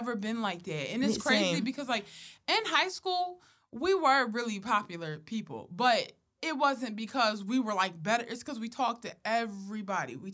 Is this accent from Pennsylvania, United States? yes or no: yes; Philadelphia, Pennsylvania, United States; I'm from Philly